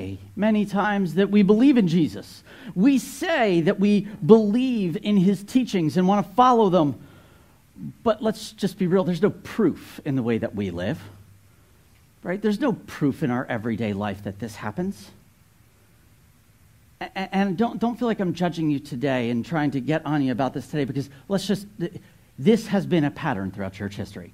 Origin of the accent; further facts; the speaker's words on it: New Jersey, United States; moved away; I grew up in North Jersey.